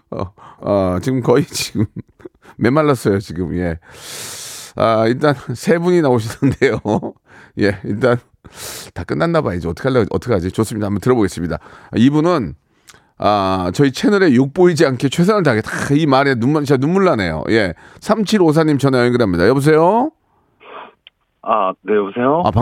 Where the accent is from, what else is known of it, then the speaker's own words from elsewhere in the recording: Jeonju, North Jeolla, South Korea; now in Seoul, South Korea; 예, 고향은 전라도입니다. 어디, 어디요? 전라도, 전라북도 전주입니다.